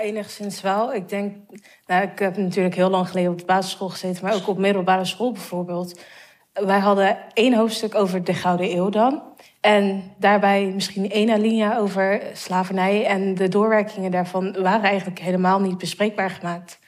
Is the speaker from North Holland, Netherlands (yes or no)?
no; Rotterdam, South Holland, Netherlands; also born or lived in Vlaardingen; ik ben in Rotterdam-Zuid opgegroeid, heb hier op basisschool gezeten